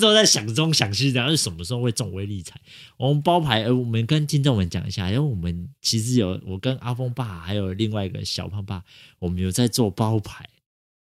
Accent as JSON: {"language": "Chinese", "region": "Taipei", "country": "Taiwan", "tie": "born or raised there", "said": "就是土生土长的台北人"}